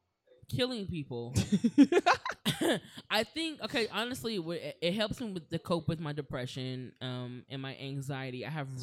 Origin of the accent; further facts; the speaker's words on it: Springfield, Ohio, United States; now in Los Angeles, United States; Where? Springfield, Ohio.